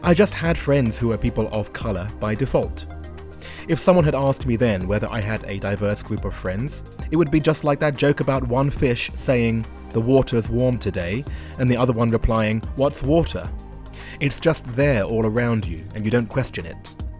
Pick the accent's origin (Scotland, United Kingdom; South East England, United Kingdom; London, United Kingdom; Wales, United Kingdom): London, United Kingdom; moved away as an adult; also born or lived in Japan; white boy from northwest London